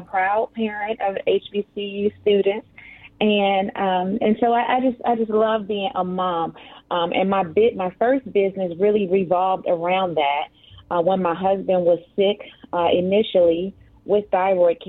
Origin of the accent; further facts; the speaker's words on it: Philadelphia, Pennsylvania, United States; moved away as an adult; now in Virginia, United States; I am born and raised in Philadelphia. As you well know, I am a Philly girl